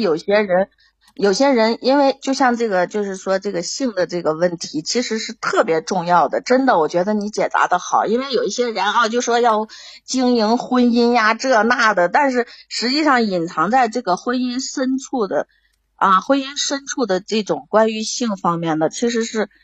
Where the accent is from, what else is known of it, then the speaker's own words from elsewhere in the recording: Baiyin, Gansu, China; 我是甘肃的，甘肃